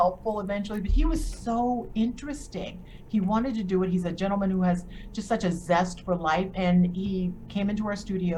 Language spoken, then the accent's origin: English; Charleston, South Carolina, United States; moved away as an adult; I am from Charleston, South Carolina, born on John's Island.